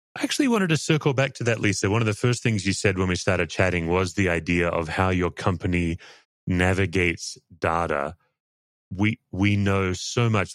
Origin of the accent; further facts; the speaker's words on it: Australia; obviously I'm an Australian